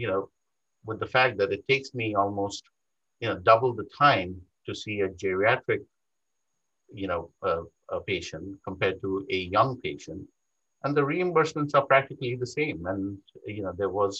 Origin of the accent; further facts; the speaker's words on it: India; moved away as an adult; also born or lived in New York; now in United States; I was not born in this country. I was born in India. I did my medical school training in India